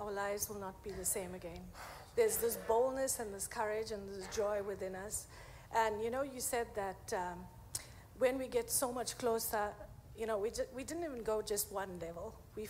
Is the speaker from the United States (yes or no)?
no; South Africa; South Africa.